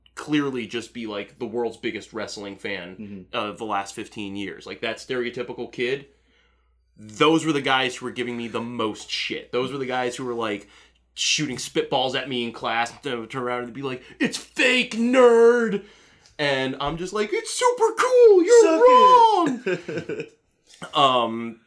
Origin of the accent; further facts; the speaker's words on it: Orlando, Florida, United States; I grew up in Central Florida, which, you know, Orlando area